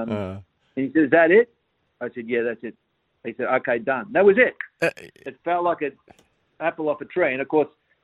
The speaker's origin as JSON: {"language": "English", "country": "Australia", "said": "being Australian"}